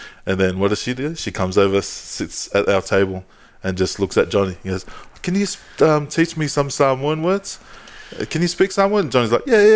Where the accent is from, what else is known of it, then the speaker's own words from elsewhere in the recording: Tonga; I'm Tongan.